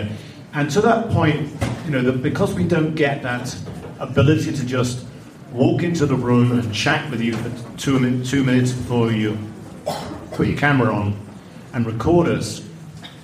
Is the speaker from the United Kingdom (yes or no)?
yes; United Kingdom; accent: British; So I'm a Brit, and I go up for a lot of American roles